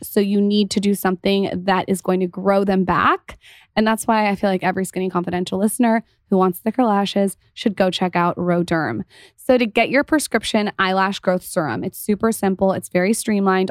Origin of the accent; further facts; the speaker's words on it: San Diego, California, United States; also born or lived in Los Angeles; we're from San Diego